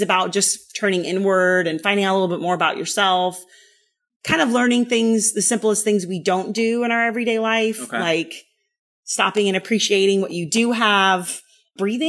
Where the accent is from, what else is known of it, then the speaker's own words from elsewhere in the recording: the Bay Area, California, United States; also born or lived in Berlin, Germany; My father got stationed here in the mid 80s. So I was still little